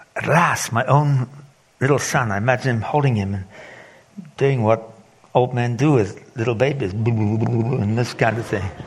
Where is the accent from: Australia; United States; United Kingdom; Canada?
United Kingdom; England; moved away as an adult; also born or lived in Zimbabwe; I grew up in England